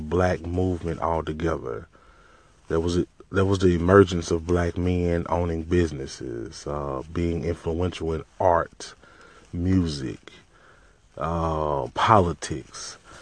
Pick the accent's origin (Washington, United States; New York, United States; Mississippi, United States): Mississippi, United States; I'm from Mississippi